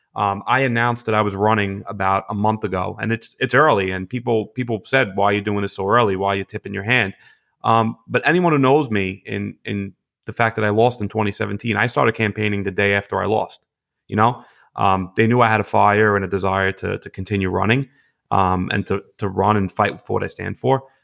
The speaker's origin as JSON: {"language": "English", "town": "New York City", "region": "New York", "country": "United States", "tie": "born or raised there", "said": "I grew up in Gravesend and Bensonhurst and, you know, Diker Heights and Bath Beach"}